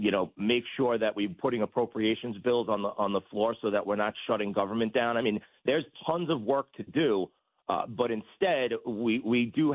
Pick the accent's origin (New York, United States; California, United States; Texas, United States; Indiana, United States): New York, United States; as a New Yorker, as a retired NYPD detective